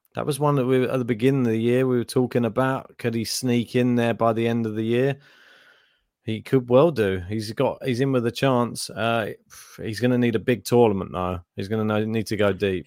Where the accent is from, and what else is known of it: United Kingdom